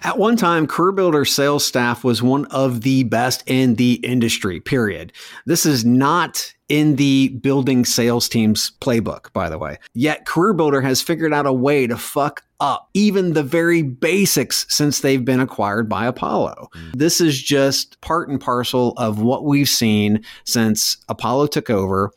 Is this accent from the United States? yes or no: no; Scotland, United Kingdom; from Scotland, the country which brought you electricity